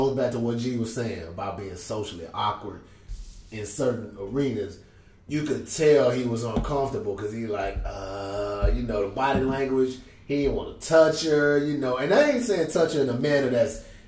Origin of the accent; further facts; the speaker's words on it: Houston, Texas, United States; I'm from Houston